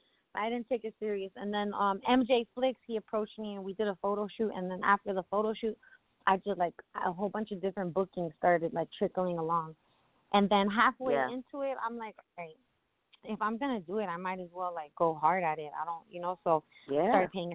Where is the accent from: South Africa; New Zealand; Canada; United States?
United States; Miami, Florida; I'm from Miami originally, born and raised